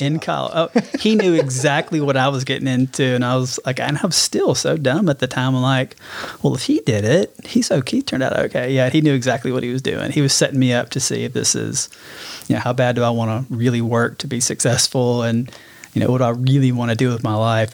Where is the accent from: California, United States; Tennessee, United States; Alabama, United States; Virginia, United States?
Alabama, United States; Birmingham; also born or lived in Dallas, Texas; I was born in Birmingham. Um, grew up in Birmingham, kind of that metro